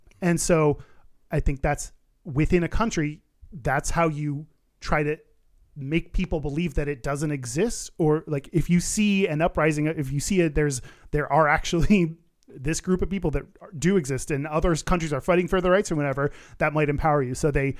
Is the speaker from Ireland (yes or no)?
no; Qatar; Should all of us gay Qataris emigrate? I have thought of that, but this is my home country. I love my country and I'm proud of it and I don't have anywhere else to go.